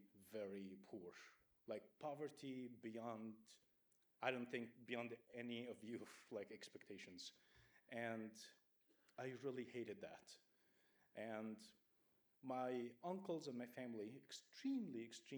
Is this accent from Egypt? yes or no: yes; Egypt; moved away; I grew up in Egypt, and I grew up in a very strict church